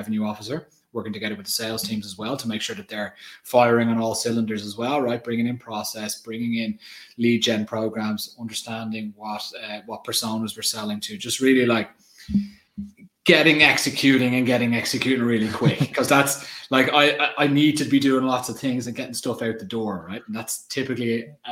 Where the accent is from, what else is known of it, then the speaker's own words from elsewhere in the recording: Ireland; I'm Irish. I grew up in Ireland